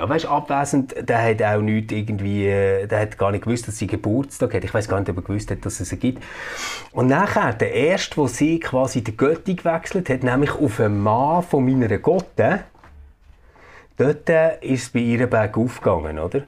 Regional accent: Bern, Switzerland; bei uns in Bern

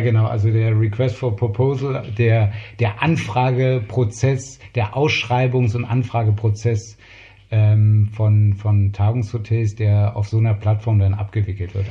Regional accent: Berlin, Germany; Mein Vater war einer der großen Gastronomen in West-Berlin. Und so bin ich eigentlich Kind der, der Gastronomie

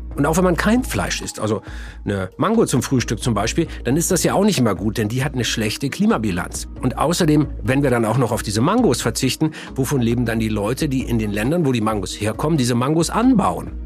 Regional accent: Germany; hier bei uns in Deutschland

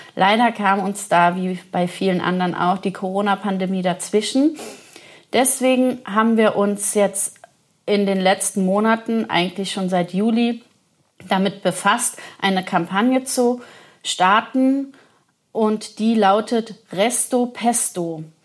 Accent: Leutesdorf, Rhineland-Palatinate, Germany; in meinem Heimatort Leutesdorf, Ortsweinkönigin

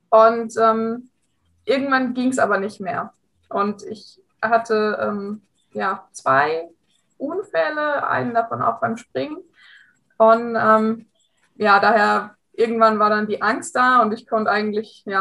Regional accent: Hesse, Germany; ich bin 27 Jahre alt und ich komme aus der Nähe von Frankfurt.

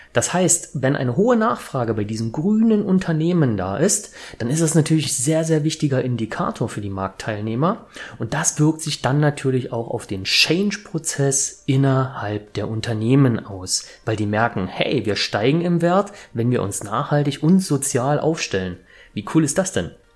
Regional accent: Leipzig, Saxony, Germany; ich komme aus Leipzig

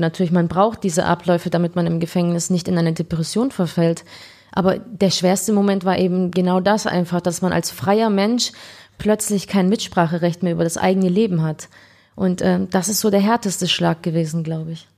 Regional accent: Ulm, Baden-Württemberg, Germany; moved away as an adult; also born or lived in Frankfurt am Main / Spain / Istanbul, Turkey; Ich bin Ulmerin

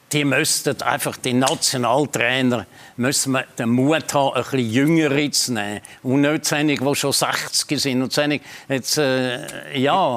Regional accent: Switzerland; wir Schweizer

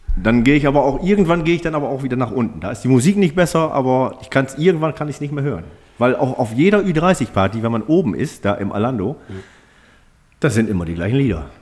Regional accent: Germany; ich komme aus Bromte

